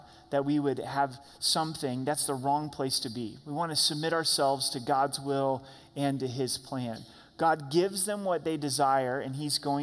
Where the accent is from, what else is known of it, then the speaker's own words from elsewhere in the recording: Southern Oregon, United States; Growing up in Southern Oregon, logging was a big part of the community